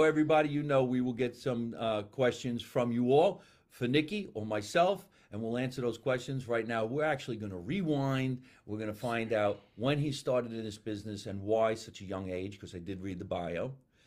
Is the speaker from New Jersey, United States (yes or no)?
yes; New Jersey, United States; now in California, United States; being from New Jersey, because we're in California